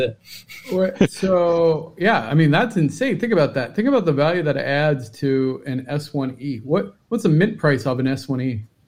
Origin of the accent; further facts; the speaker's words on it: Cincinnati, Ohio, United States; I'm from Cincinnati.